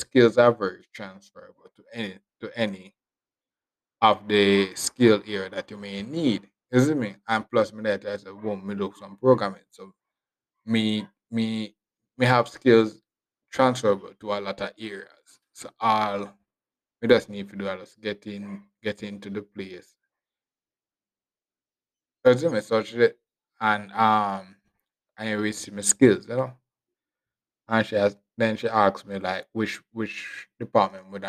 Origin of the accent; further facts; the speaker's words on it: Westmoreland, Jamaica; I'm from Westmoreland, I come from to Kingston.